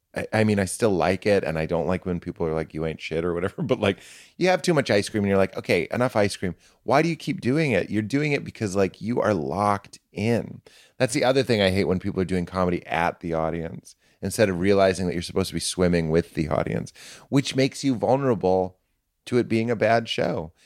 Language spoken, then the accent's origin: English; Boston, Massachusetts, United States; I'm from Boston. I'm a Protestant